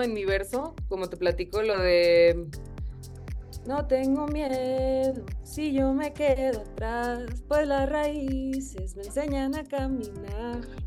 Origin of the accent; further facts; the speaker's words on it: Monterrey, Nuevo León, Mexico; Monterrey, que es de donde soy